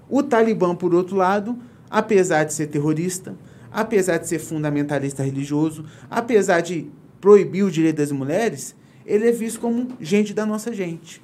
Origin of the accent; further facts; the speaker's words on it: Valença, Rio de Janeiro, Brazil; eu, valenciano